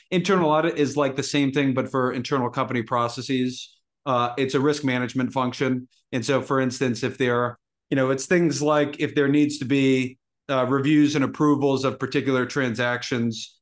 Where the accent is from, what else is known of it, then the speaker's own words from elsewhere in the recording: Massachusetts, United States; I grew up in Massachusetts